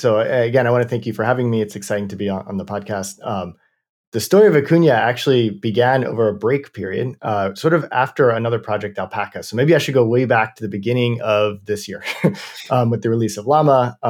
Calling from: Berkeley, California, United States; I'm calling in from Berkeley.

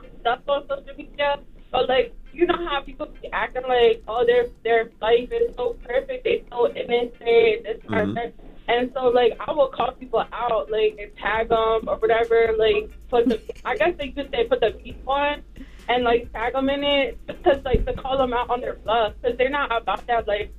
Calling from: Lancaster, Pennsylvania, United States; I'm calling from Lancaster, PA. No, I'm not Amish.

